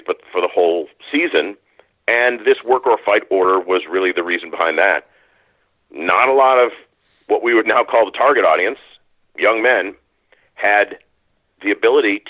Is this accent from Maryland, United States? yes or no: no; Maine, United States; I grew up in Maine. I've lived in New England my whole life